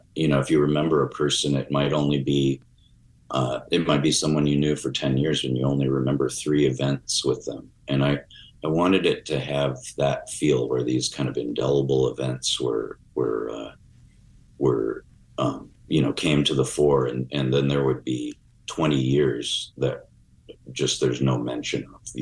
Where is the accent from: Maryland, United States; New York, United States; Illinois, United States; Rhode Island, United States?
Illinois, United States; Chicago; I had a very kind of mysterious to me childhood growing up in Chicago